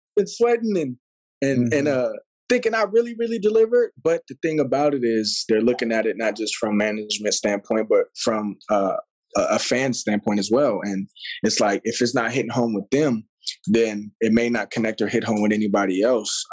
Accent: Pasadena, California, United States; also born or lived in Los Angeles / Puerto Rico; came back out here to LA. Actually, out of this, out of a city named Pasadena. Went to mm-hmm. school there, graduated from um, Blair High Schoo

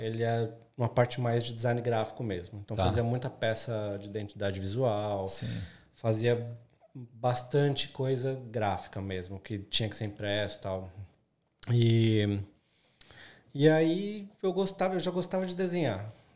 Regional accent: São Paulo, Brazil; moved away as an adult; now in Australia; eu sou de São Paulo, o mercado publicitário em São Paulo ele é muito con concorrido

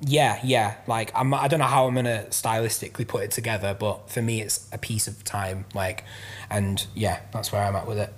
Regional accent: Manchester, North West England, United Kingdom; also born or lived in London; now in Bury, United Kingdom; I grew up in South Manchester

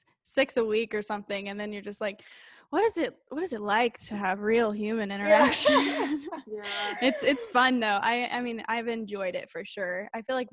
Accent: Illinois, United States; moved away; I was from Illinois. I was living in Illinois

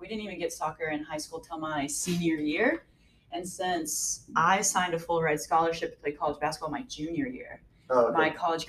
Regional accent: Boonville, Missouri, United States; moved away as an adult; also born or lived in San Francisco; now in Los Angeles, United States; originally. Boonville. I was a pirate.

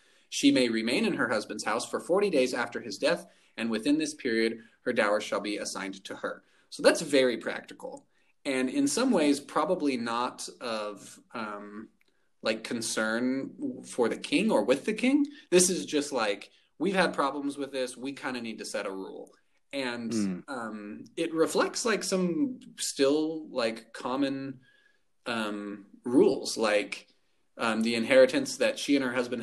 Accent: United States; as an American

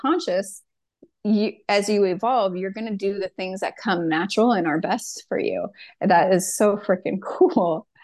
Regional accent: San Diego, California, United States; moved away as an adult; also born or lived in Washington State; now in Washington, United States; I'm from San Diego, California. And 7, 8 years ago, I up and moved to Washington State

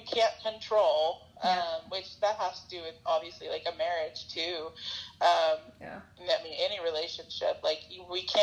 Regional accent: the South, United States; growing up in the South

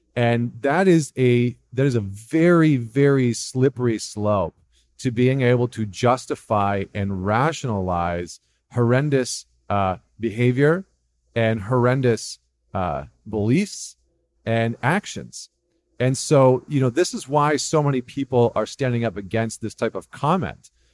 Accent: Canada; as a Canadian

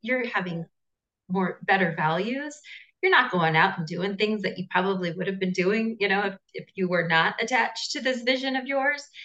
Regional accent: Southern California, United States; now in Costa Rica; I'm originally from Southern California, but I'm uh, currently based in Costa Rica.

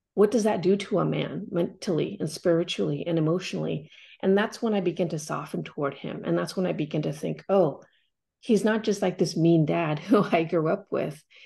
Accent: Corvallis, Oregon, United States; moved away; also born or lived in Cambodia; growing up in Corvallis, Oregon

